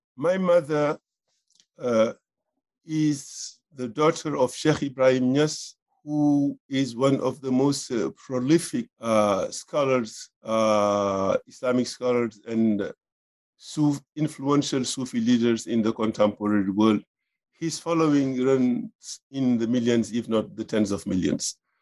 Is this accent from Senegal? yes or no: yes; Senegal; moved away as an adult; also born or lived in France; I was born in Senegal and I grew up there